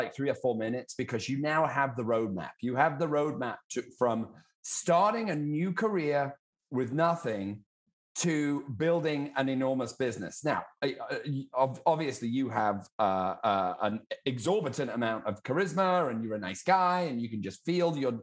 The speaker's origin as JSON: {"language": "English", "country": "United Kingdom", "accent": "British", "said": "I have a funny accent too. I'm a Brit."}